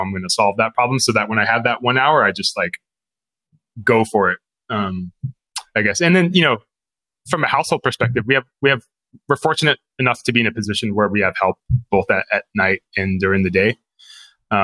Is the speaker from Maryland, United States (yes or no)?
no; Fremont, California, United States; I grew up in Fremont